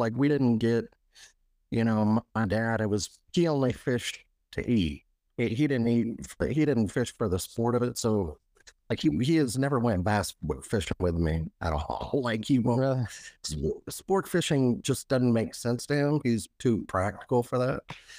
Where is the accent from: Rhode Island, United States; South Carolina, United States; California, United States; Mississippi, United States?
Mississippi, United States; Biloxi; Because I'm from Biloxi, you have to go 15 miles out to actually hit like anything more deeper than 15 feet from Biloxi.